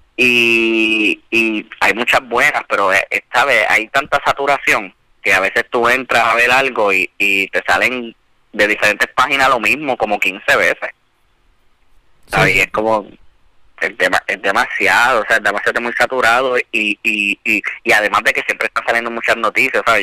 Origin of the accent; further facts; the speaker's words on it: Bayamón, Puerto Rico; also born or lived in Bronx, New York; yo soy natural de, de Bayamón. Este, nací en el Bronx, llegué aquí a Puerto Rico a los cuatro años